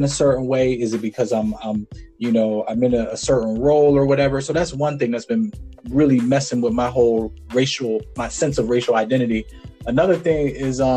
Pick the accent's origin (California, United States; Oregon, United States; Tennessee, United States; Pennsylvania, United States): Pennsylvania, United States; Farrell; Faro is my hometown